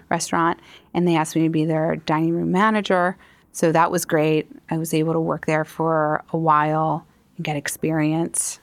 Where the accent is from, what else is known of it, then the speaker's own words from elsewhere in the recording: Elkins Park, Pennsylvania, United States; growing up in Elkins Park